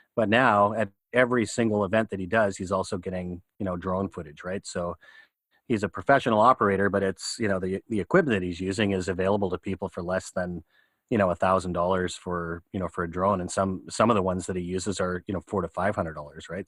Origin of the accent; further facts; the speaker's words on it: Canada; as a Canadian